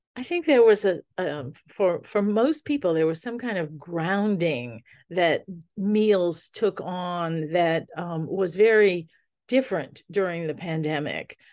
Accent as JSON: {"language": "English", "town": "New Orleans", "region": "Louisiana", "country": "United States", "tie": "born or raised there", "said": "I grew up in New Orleans in the Sicilian family"}